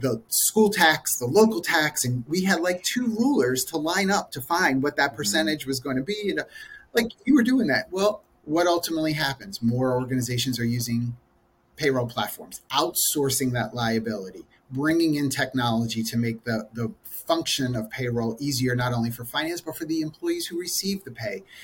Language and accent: English; Philadelphia, Pennsylvania, United States; I am originally from the Philadelphia area